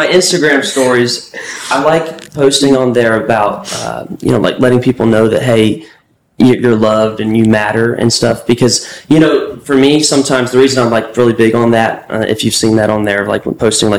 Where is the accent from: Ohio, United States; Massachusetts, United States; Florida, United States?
Florida, United States; Tampa; moved away as an adult; now in Nashville, United States; Tampa, Florida. Okay. That's home.